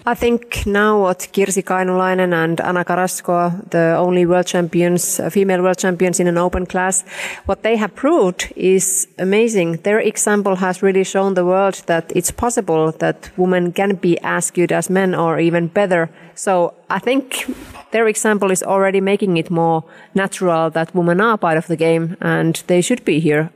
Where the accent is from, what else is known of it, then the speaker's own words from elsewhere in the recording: Finland; I'm coming from Finland, which is really equal country. With we have had female presidents